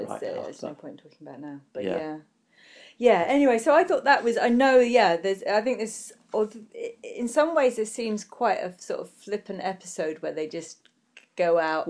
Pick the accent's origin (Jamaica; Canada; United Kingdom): United Kingdom